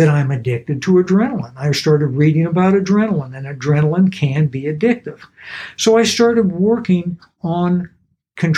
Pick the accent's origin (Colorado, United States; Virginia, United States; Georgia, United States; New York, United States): Georgia, United States; Atlanta; I was growing up in Atlanta, and I would go hear every kind of music